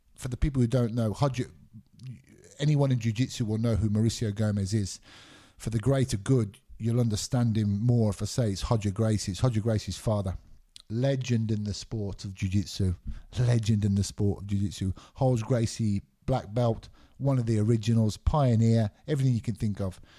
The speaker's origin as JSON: {"language": "English", "town": "Birmingham", "region": "West Midlands", "country": "United Kingdom", "tie": "born or raised there", "also_born_or_lived": "Glasgow, Scotland", "said": "I lived there till I was nine years old. Both my parents are Scottish. My mum remarried, moved to England when I was nine years old, nine or ten years old, and I grew up in England."}